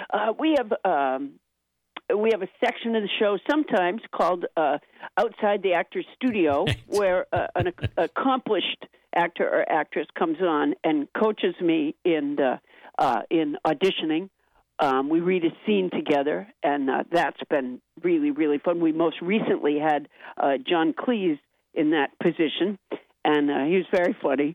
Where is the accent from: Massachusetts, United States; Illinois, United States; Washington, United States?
Massachusetts, United States; also born or lived in Alabama; my parents moved to Massachusetts a month after I was born